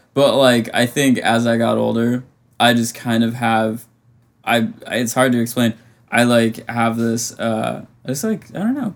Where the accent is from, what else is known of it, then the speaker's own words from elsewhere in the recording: Vermont, United States; moved away; i could go home to like my hometown in vermont